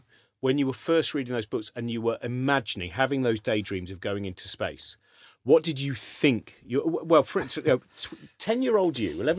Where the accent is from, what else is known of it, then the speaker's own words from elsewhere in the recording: Canada; And I know it's a long shot. I'm a Canadian. There is no Canadian astronaut program.